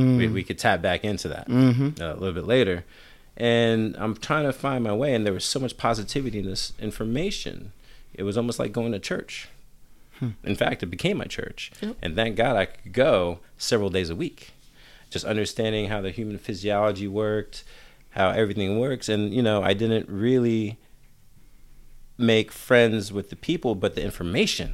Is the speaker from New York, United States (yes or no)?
yes; New York City, New York, United States; moved away; also born or lived in Pennsylvania / Oakland, California; I'm from New York